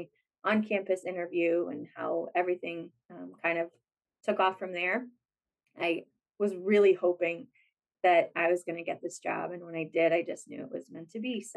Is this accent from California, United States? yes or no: yes; California, United States; moved away as an adult; also born or lived in Michigan; I am from California